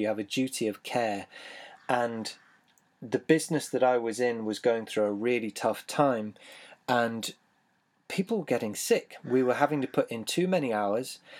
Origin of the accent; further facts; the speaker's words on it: Taunton, South West England, United Kingdom; I was born in Taunton, the county town of Somerset in the southwest of the U K.